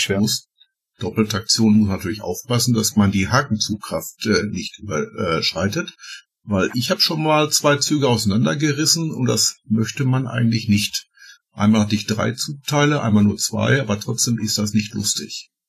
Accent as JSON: {"language": "German", "area": "Ruhr area", "region": "North Rhine-Westphalia", "country": "Germany", "said": "bei uns im Ruhrgebiet"}